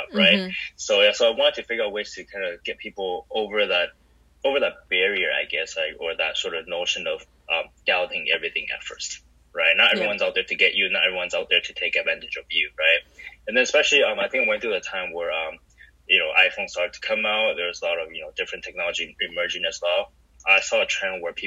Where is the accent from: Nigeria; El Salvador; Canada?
Canada; Vancouver, British Columbia; moved away as an adult; also born or lived in Taiwan; I grew up in Vancouver, Canada, which is great